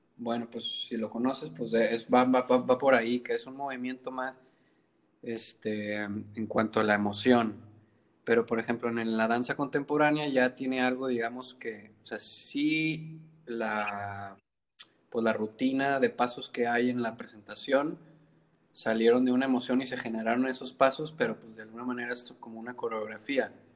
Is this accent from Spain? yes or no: no; Monterrey, Nuevo León, Mexico; moved away as an adult; now in Colima, Mexico; nací en Monterrey y luego en la secundaria me vine para